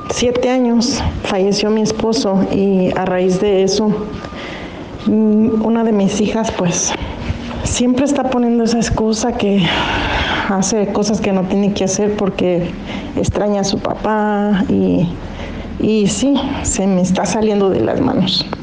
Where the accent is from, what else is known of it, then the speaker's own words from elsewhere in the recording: Torreón, Coahuila, Mexico; now in Grayland, United States; Lo escucho aquí de Grayland, Texas, ciudad vecina de Dallas, Texas. Soy originaria de Torreón, Coahuila.